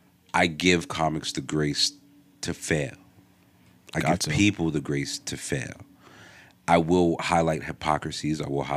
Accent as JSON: {"language": "English", "town": "Englewood", "country": "United States", "said": "I remember I came from Englewood."}